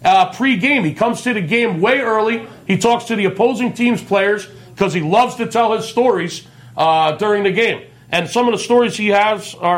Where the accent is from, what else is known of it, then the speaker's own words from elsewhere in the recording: East Coast, United States; moved away as an adult; now in Las Vegas, United States; Growing up on the East Coast